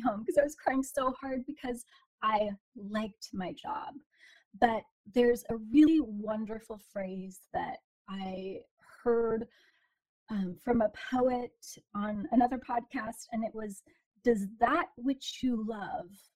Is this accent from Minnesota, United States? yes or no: no; Portland, Oregon, United States; I was born and raised in Portland, Oregon